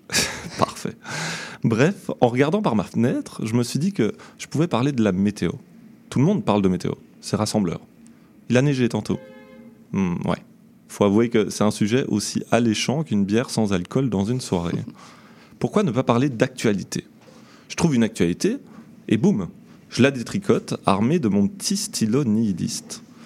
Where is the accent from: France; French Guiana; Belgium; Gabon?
Belgium; now in Montreal, Canada; je viens de Belgique